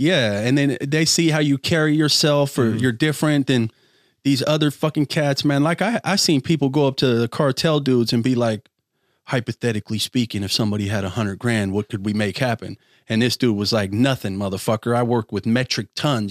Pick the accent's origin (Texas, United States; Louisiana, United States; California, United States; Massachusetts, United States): California, United States; Bay Area; also born or lived in Rodeo, California / Contra Costa County; I'm from the Bay Area, bro, where everybody listens to fucking hip hop.